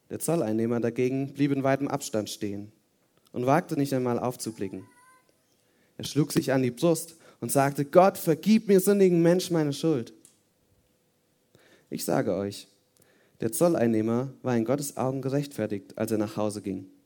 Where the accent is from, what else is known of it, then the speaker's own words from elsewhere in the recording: Hesse, Germany; now in Oberirsen, Germany; komme hier aus der Nähe, aus so einem Kaff, heißt Oberirsen. Und ähm, ursprünglich bin ich aus Hessen und ich habe fünf Geschwister.